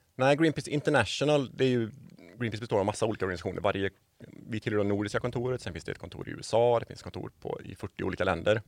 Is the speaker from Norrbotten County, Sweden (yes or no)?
no; Borås, Västra Götaland, Sweden; moved away as an adult; now in Varberg, Sweden; jag är ju badjävel från Borås från början.